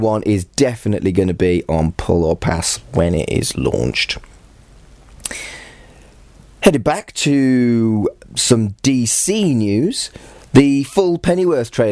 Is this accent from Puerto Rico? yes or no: no; United Kingdom; I'm British and I don't sound anything like the Queen